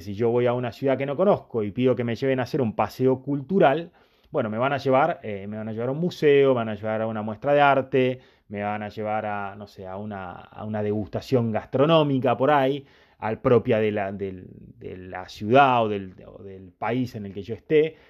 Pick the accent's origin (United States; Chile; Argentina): Argentina; yo nací y me crié en Argentina, tengo un montón de elementos asimilados a mi vida que son culturales